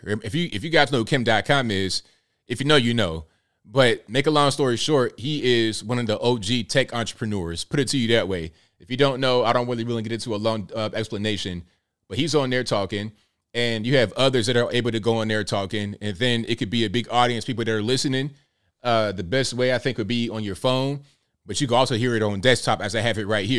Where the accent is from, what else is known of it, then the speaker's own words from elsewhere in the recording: Mississippi, United States; Okay, I'm from Mississippi.